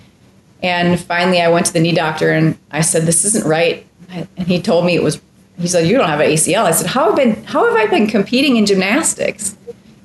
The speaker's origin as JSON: {"language": "English", "town": "Minneapolis", "region": "Minnesota", "country": "United States", "tie": "born or raised there", "moved": "yes", "said": "Amazing schools. I mean, I was in the suburbs of Minneapolis."}